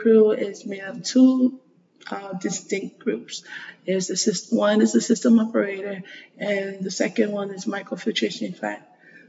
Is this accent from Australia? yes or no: no; American Samoa; So I'm from American Samoa. It's a tiny island in the South Pacific.